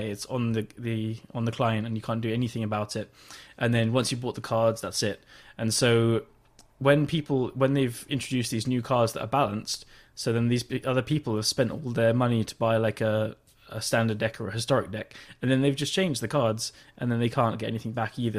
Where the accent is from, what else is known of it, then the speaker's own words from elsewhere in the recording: England, United Kingdom; I'm English